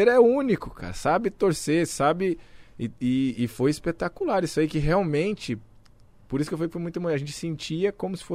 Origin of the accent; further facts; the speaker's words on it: Brazil; É claro que a gente, como brasileiro, já vou falar para você que foi diferente de tudo.